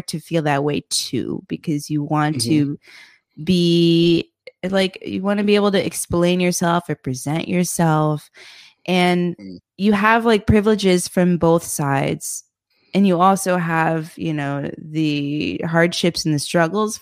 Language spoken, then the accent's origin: English; United States; moved away as an adult; now in Indonesia; I'm American